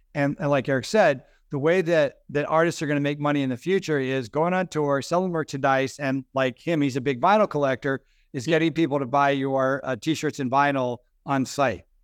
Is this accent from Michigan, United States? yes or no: no; North Carolina, United States; I'm from North Carolina.